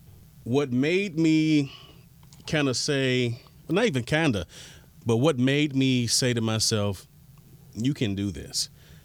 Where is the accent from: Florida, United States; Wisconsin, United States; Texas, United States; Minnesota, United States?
Florida, United States; Miami; I'm like, growing up in Miami, kids, and I'm sure it's everywhere else, but just based on what I know, what I've seen, you're always taught to hustle.